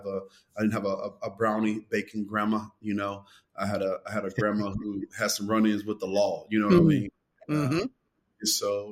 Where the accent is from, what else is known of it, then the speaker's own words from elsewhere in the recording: Kansas City, United States; I knew that I would pastor in my hometown. And for 18 years, it was a prayer. And at 35, we moved home. We have been living in Kansas City for a number of years